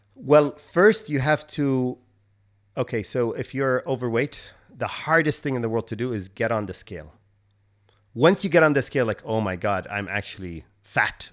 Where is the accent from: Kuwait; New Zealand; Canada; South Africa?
Kuwait; moved away; I'm from Kuwait